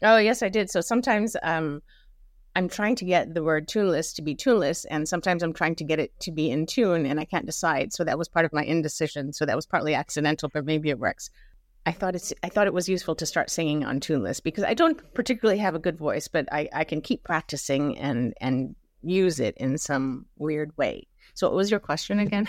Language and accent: English; Mumbai, Maharashtra, India; born or raised there; moved away; also born or lived in Germany